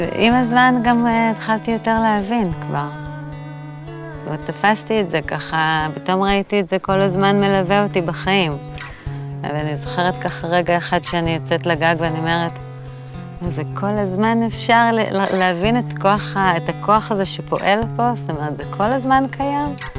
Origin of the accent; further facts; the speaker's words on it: Jerusalem, Jerusalem District, Israel; also born or lived in Tel Aviv; now in Tzukim, Israel; נולדתי בתל אביב. עברנו מתל אביב אה, בגיל שבע, הגעתי לירושלים. הייתי כזו פריקית ירושלמית